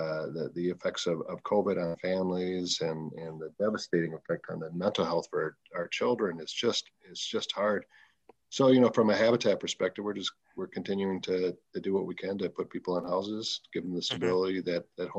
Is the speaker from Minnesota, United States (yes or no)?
yes; St. Paul, Minnesota, United States; Born and raised in St. Paul.